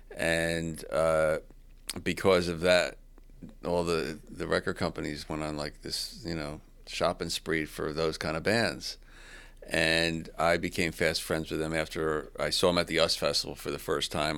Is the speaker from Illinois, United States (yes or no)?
no; New Jersey, United States; I'm from Jersey, the East Coast